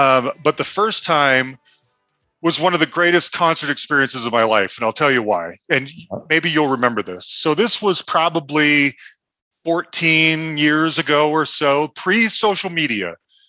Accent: Utah, United States; moved away; I'm originally from Utah.

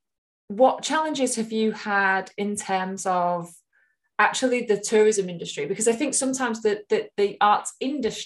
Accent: Hull, Yorkshire and the Humber, United Kingdom; moved away; I'm from Hull originally

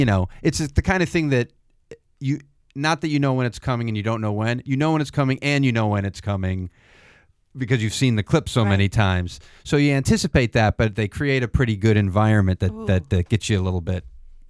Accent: near the Roosevelt Mansion, Upstate New York, United States; moved away; my hometown is very close to the Roosevelt Mansion

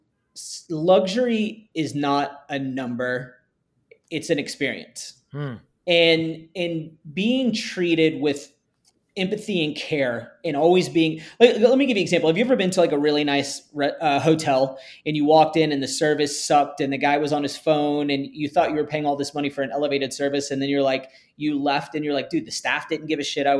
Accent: Texas, United States; I grew up in Texas

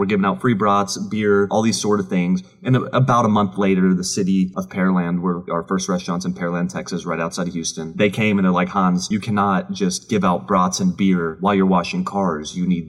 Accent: Austria; moved away; My dad and I immigrated from Austria in 1996.

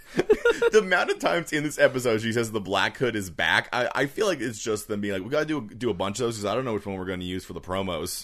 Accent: Canada; us being Canadian

